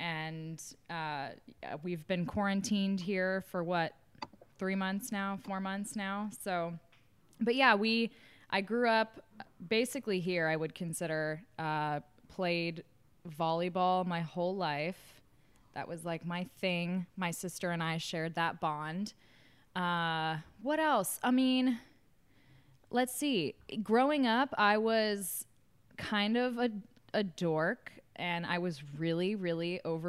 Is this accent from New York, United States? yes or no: yes; New York City, New York, United States; born there; Yeah, so I was born in New York City in Manhattan, but my parents didn't want to be there very long